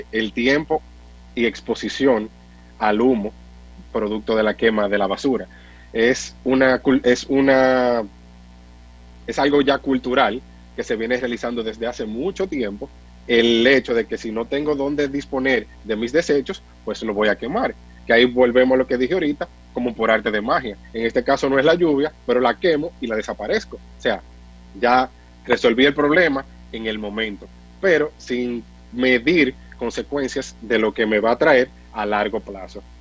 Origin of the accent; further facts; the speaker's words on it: Dominican Republic; Porque como usted dice, que como dominicanos al fin creemos que somos